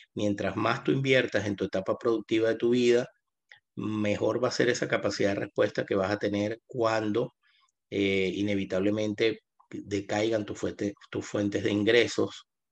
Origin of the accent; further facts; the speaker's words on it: Venezuela; moved away as an adult; now in Buenos Aires, Argentina; yo me mudo acá a Buenos Aires eh, por la situación compleja que estaba viviendo Venezuela o que todavía está viviendo en mi país.